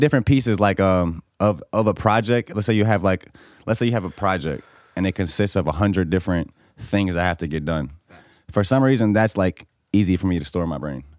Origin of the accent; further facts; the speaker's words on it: Bosnia & Herzegovina; now in Norfolk, Virginia, United States; I'm from Bosnia